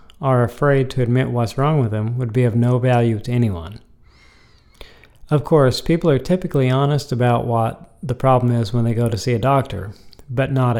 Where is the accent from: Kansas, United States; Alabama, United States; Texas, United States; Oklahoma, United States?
Kansas, United States; Topeka; I was born in Topeka, Kansas